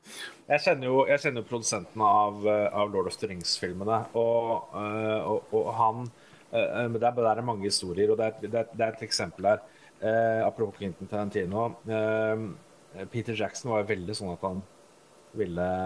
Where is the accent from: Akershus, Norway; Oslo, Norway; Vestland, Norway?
Oslo, Norway; Jeg vokste opp på Nordstrand uh, i Oslo